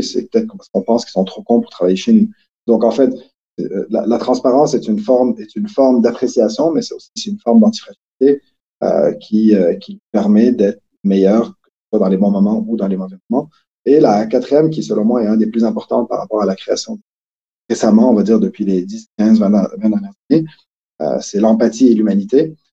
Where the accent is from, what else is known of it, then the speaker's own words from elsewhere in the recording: Quebec, Canada; accent: Québécois; moved away as an adult; now in Switzerland; ça a déjà paru dans mon accent, mais je suis plutôt québécois